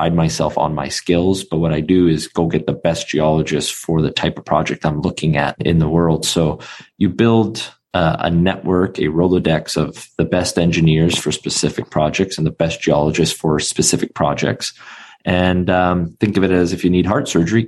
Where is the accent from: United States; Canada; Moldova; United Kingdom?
Canada; Vancouver, British Columbia; born and raised in Vancouver, Canada, it's the epicenter for finance